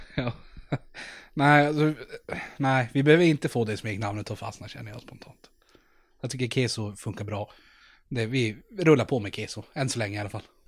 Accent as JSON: {"language": "Swedish", "region": "Norrland", "country": "Sweden", "said": "vi är från Norrland"}